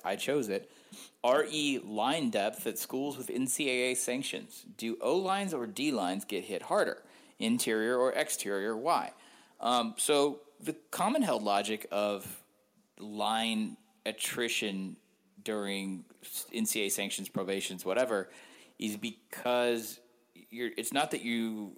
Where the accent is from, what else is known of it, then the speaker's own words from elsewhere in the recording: the South, United States; I'm a Southerner